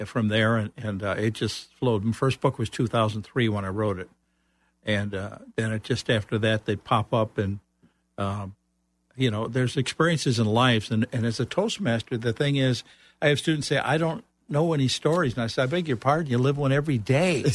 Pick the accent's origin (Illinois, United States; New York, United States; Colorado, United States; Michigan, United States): Illinois, United States; Chicago; moved away as an adult; also born or lived in Central Florida; now in Florida, United States; I'm originally from Chicago